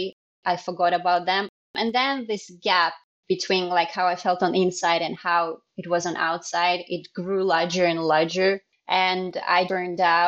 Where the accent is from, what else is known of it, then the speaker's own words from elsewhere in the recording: Russia; moved away as an adult; also born or lived in Japan / France / Singapore; now in Sochi, Russia; I'm originally from Russia, so I was born here. But half of my life, literally, I lived abroad